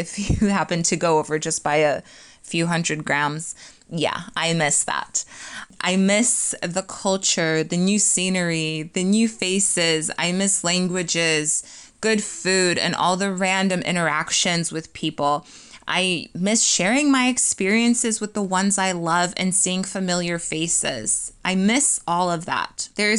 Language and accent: English; Poland; moved away; when you're in Poland. I'm going to focus mainly on my home country as it holds a lot of sentiment to my heart